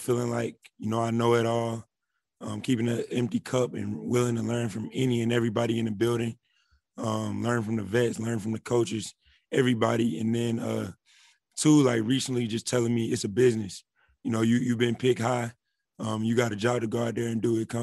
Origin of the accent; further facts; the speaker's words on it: Atlanta, Georgia, United States; moved away as an adult; now in Charlotte, United States; growing up in Atlanta